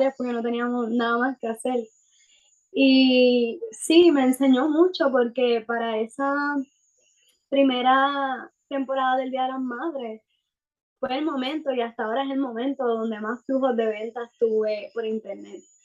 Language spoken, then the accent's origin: Spanish; Puerto Rico; soy de Puerto Rico